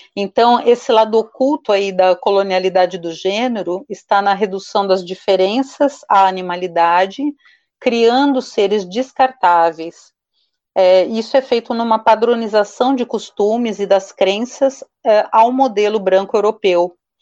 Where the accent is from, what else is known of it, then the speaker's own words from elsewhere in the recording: Brazil; nós brasileiras e brasileiros